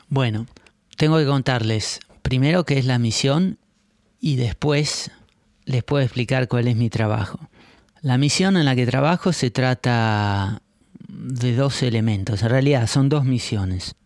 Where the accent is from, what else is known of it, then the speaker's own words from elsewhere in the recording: Argentina; now in Netherlands; Yo nací y crecí en Argentina en años complicados